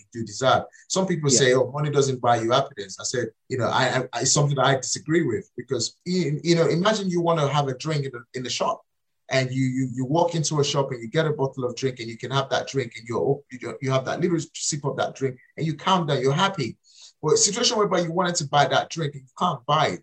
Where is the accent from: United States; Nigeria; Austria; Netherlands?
Nigeria; moved away; I was born and raised in Africa. I was born and raised in Nigeria